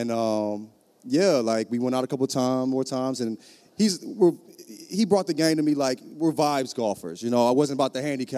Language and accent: English; St. Louis, Missouri, United States; I'm from St. Louis